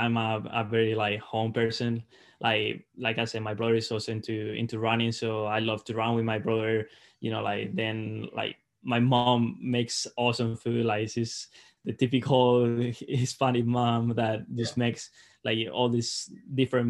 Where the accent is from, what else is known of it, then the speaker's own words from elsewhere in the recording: Salamanca, Castile and León, Spain; English is a second language; moved away as an adult; now in Mississippi, United States; I was at home, so I got to train like, you know, in my hometown. Like it's an awesome place to train.